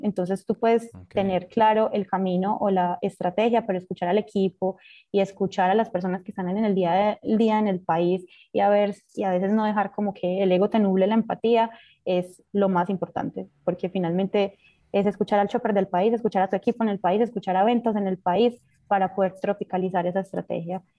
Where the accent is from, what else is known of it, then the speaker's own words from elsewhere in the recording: Colombia; moved away; also born or lived in Central America; Cuando estaba en Colombia